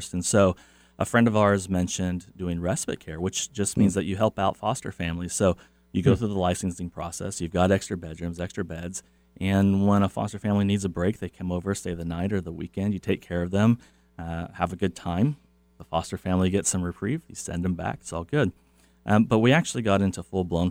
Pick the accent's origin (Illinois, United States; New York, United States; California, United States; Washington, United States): Washington, United States; South Bend; I grew up mostly in South Bend, Washington